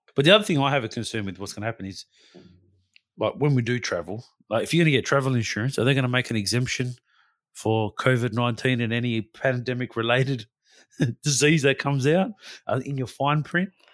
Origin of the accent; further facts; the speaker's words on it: Western Australia, Australia; as a West Australian, as an Australian citizen